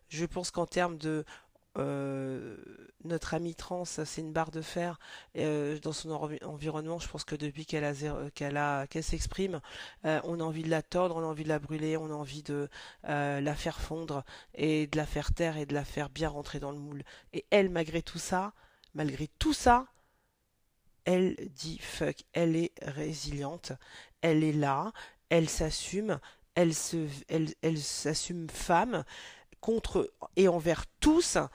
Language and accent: French; Mali; je suis originaire du Mali